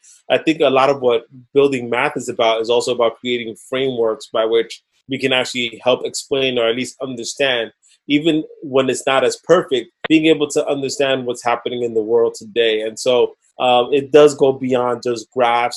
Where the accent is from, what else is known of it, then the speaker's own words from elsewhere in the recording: New York City, New York, United States; Growing up in the Lower East Side of Manhattan